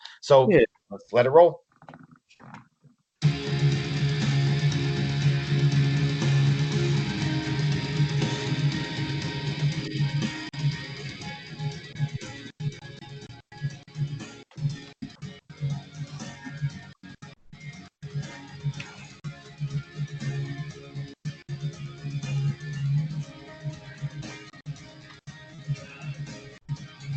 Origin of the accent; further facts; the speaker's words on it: New Jersey, United States; moved away; we're from New Jersey originally